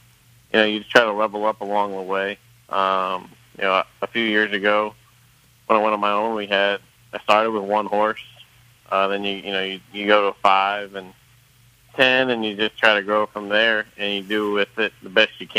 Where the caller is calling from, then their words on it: Louisville, Kentucky, United States; I'm in Louisville.